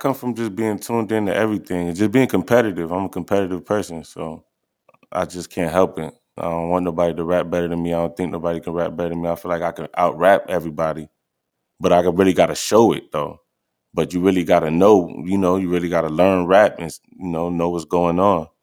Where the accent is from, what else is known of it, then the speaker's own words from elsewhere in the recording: New York, United States; I'm from New York